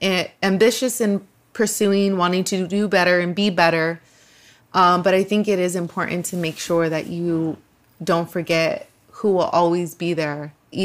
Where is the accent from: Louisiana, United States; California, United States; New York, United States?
California, United States; Los Angeles; I grew up in a very poor neighborhood here in LA.